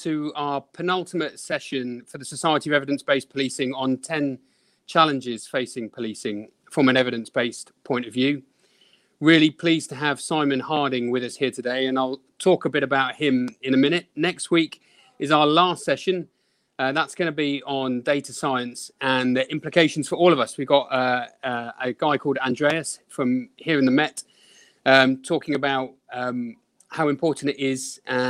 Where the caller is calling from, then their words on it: Sutton, London, United Kingdom; I'm speaking from Sutton in the south of London at the moment, near to Croydon.